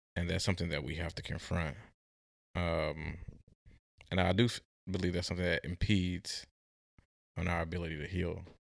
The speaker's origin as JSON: {"language": "English", "town": "St. Louis", "region": "Missouri", "country": "United States", "tie": "born or raised there", "also_born_or_lived": "Oklahoma", "moved": "yes", "lives_now": "Oregon, United States", "said": "I was born and raised in Saint Louis, but I went to school in Oklahoma"}